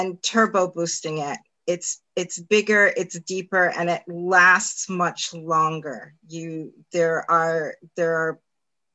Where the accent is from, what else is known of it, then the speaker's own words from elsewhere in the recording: New York City, New York, United States; moved away as an adult; also born or lived in Manhattan; now in upstate New York, United States; I lived in Queens all my, you know, until I went to college